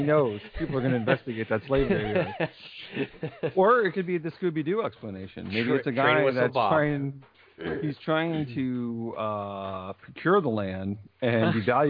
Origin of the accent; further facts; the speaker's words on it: Amityville, New York, United States; born there; I was born in Amityville.